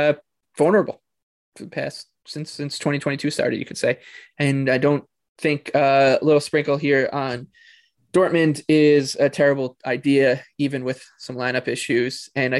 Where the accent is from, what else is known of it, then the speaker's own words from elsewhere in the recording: United States; we're American